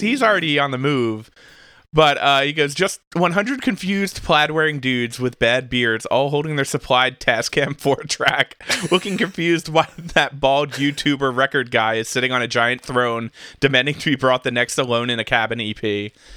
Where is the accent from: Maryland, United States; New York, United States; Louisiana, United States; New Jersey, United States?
New Jersey, United States; where I grew up in New Jersey